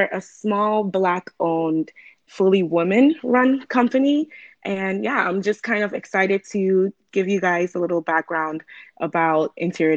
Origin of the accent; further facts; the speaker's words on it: Ghana; moved away; I'm from Ghana, born and raised